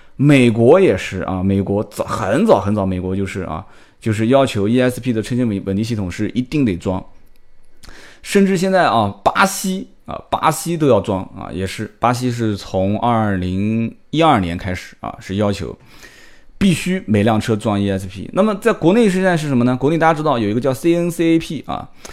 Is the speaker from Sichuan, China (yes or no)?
no; Nanjing, Jiangsu, China; 我们南京话讲就把你当凯子啊